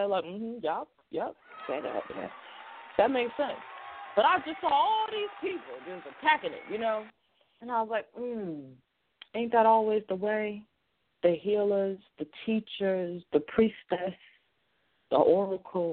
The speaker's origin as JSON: {"language": "English", "town": "Boston", "region": "Massachusetts", "country": "United States", "said": "I'm also a Bostonian"}